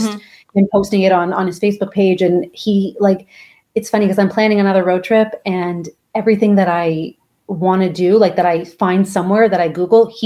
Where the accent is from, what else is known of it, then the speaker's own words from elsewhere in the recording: Canada; moved away as an adult; now in Riviera Maya, Mexico; I am a Canadian travel agent who moved to the Riviera Maya, Mexico 5 years ago